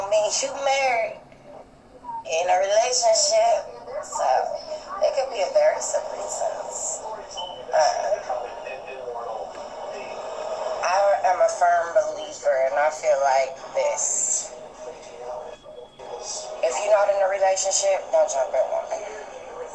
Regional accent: Long Beach, California, United States; I'm from Long Beach, you feel me? Born and raised.

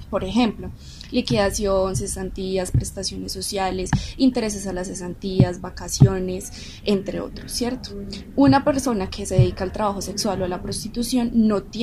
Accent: Antioquia, Colombia; nosotros fuimos criados con base en ese tipo de preceptos religiosos, pues para nosotros como sociedad antioqueña es muy difícil aceptar este tipo de trabajos.

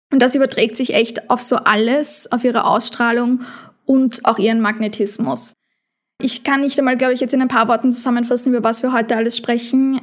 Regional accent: Austria; bei uns in Österreich

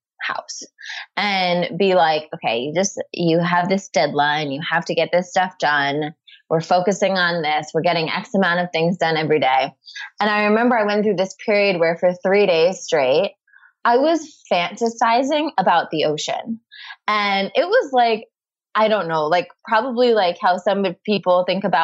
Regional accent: around New York City, United States; moved away as an adult; now in Santa Monica, United States; growing up in, you know, around New York City

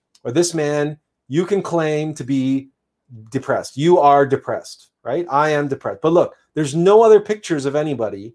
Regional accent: Canada; I'm Canadian

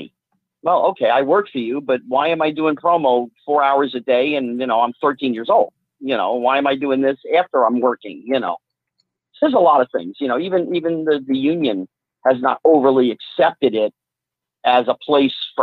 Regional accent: central New Jersey, United States; I grew up in New Jersey. I didn't grow up in Hollywood in L.A. I grew up, you know, central New Jersey

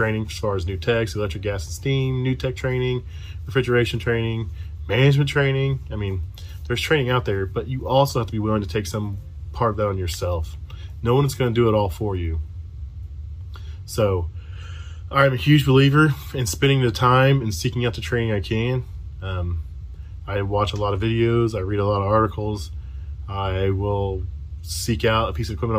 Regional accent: Frankton, Indiana, United States; I am from Frankton, Indiana. It's a little bitty town, kind of by Anderson, Muncie area

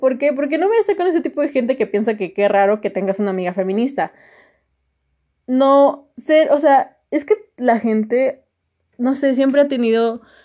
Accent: Mexico

